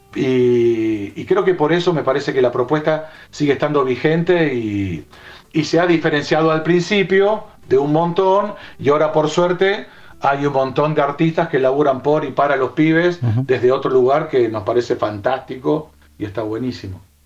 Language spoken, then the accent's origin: Spanish; Buenos Aires, Argentina; also born or lived in Chañar Ladeado, Santa Fe; yo soy nacido en Capital